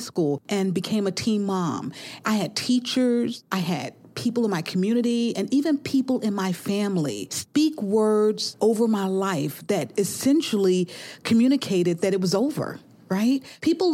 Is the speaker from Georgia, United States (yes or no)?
yes; Albany, Georgia, United States; Albany State, which was in my hometown